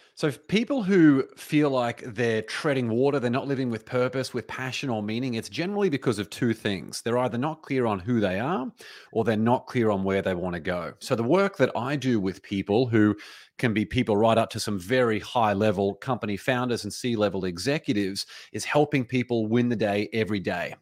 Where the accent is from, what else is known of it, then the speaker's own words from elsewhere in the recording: Australia; now in United States; as an Australian, even though I live in America now